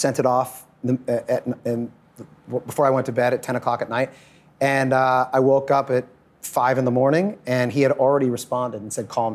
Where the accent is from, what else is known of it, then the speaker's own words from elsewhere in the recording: United States; I'm American